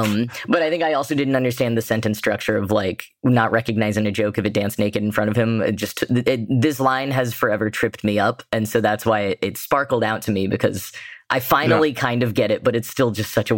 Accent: United States; as an American reader

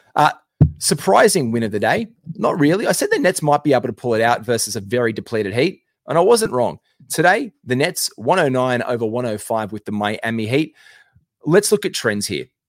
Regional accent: Australia; I'm an Aussie

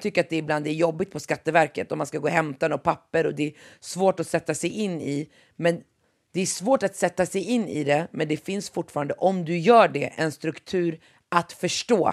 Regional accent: Västerås, Västmanland, Sweden; moved away; det är lite annorlunda där jag växte upp i Västerås än vad det är här

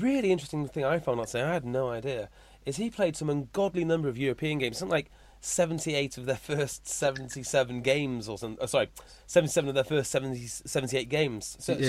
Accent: Welsh, Wales, United Kingdom; Even though I am Welsh

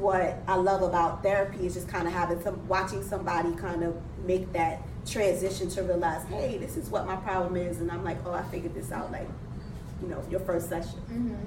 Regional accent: New York City, New York, United States; I'm still from Brooklyn. I'm from Best Side Brooklyn

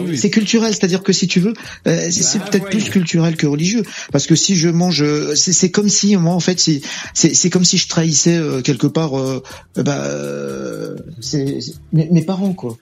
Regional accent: France; je suis né en France

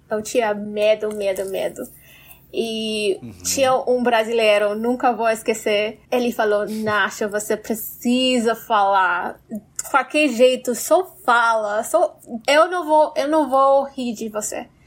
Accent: Brazil; sou brasileira?

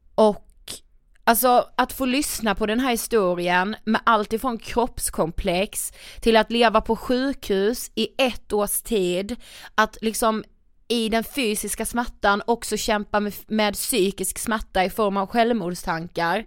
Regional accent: Karlshamn, Blekinge, Sweden; vi kommer ju från Karlshamn

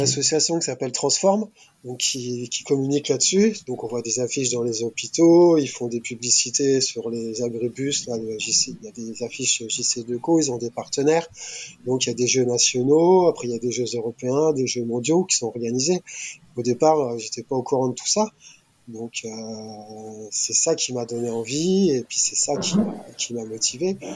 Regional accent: France; nous en tant que Français

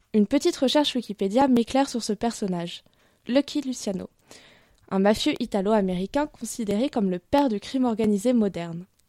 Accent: Paris, Île-de-France, France; En tant que bonne parisienne

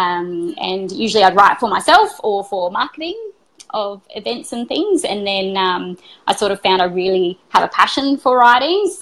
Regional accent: Adelaide, South Australia, Australia; moved away as an adult; also born or lived in Brisbane; I moved from Adelaide, where I first grew up and where I was doing that work, and moved to Brisbane

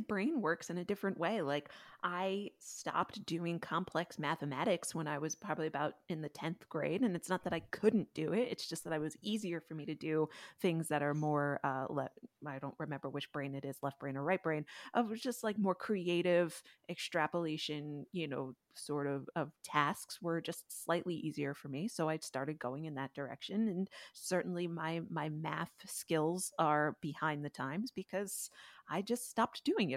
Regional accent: Connecticut, United States; I grew up in between two farms, even in Connecticut

